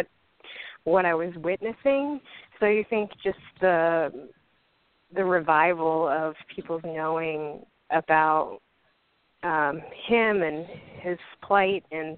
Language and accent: English; Minnesota, United States; growing up in Minnesota as a white person